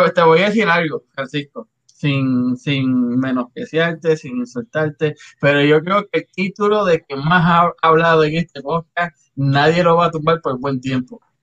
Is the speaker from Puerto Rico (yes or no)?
yes; Río Grande, Puerto Rico; moved away; Yo soy de Río Grande